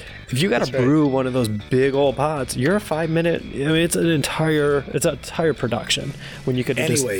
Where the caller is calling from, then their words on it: Dallas, Texas, United States; calling from Dallas, Texas.